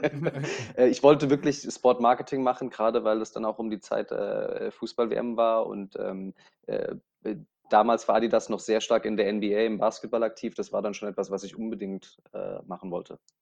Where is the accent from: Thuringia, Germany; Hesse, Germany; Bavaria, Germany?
Bavaria, Germany; Aschaffenburg; moved away as an adult; now in Dubai, United Arab Emirates; in meinem Heimatort Aschaffenburg